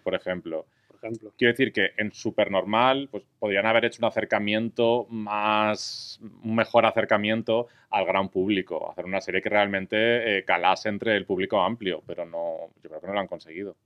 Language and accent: Spanish; Valencian Community, Spain; soy valenciano